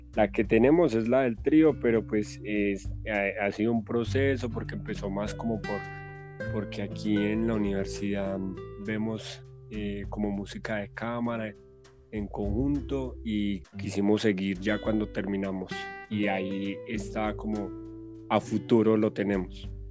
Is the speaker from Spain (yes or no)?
no; Colombia